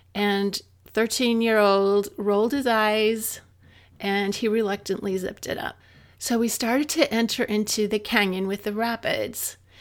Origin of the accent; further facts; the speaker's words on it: Utah, United States; moved away as an adult; also born or lived in Reno; I had grown up in Utah.